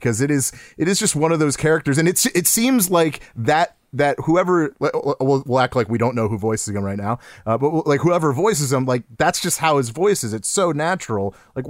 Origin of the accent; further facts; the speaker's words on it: Cleveland, Ohio, United States; We're from Cleveland